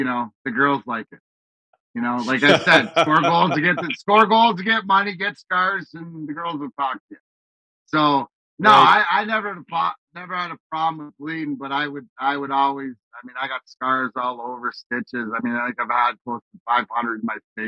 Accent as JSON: {"language": "English", "town": "Leamington", "region": "Ontario", "country": "Canada", "tie": "born or raised there", "said": "the house that I grew up in Leamington, Ontario"}